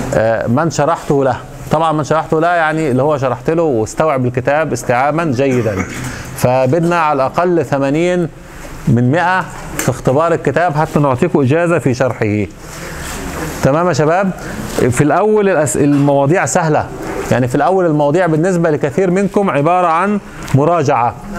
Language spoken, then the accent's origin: Arabic; Egypt; moved away; عندنا في مصر